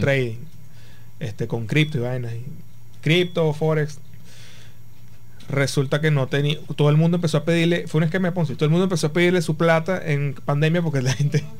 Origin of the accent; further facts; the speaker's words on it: Punto Fijo, Falcón, Venezuela; Punto Fijo, yo soy de Punto Fijo